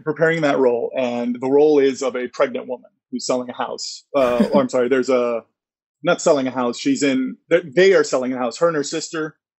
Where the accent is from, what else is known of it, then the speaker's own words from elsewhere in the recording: Florida, United States; I grew up in Florida